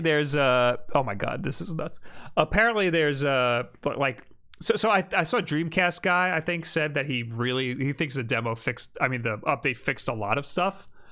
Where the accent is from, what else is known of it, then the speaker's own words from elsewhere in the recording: Mexico; I'm from Mexico